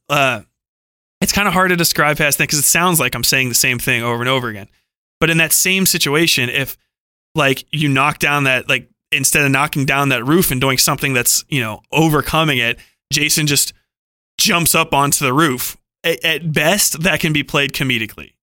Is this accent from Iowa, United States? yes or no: no; Cincinnati, Ohio, United States; I'm from Cincinnati, Ohio